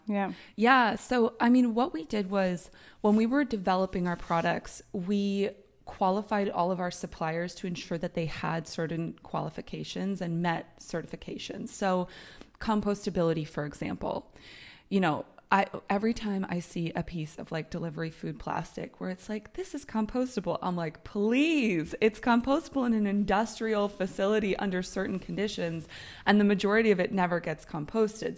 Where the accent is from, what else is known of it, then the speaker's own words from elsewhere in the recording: United States; moved away as an adult; now in Europe; I'm American, I've lived in Europe for 10 years